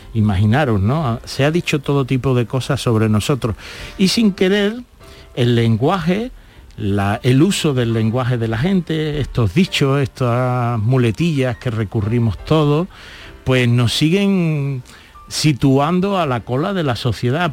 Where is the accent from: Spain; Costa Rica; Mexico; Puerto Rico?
Spain; Andalusia; Andalucía sigue siendo una tierra solidaria